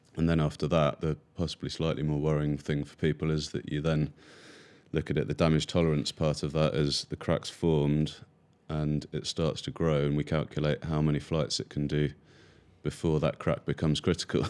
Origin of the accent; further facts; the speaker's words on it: near Cambridge, East of England, United Kingdom; I grew up near Cambridge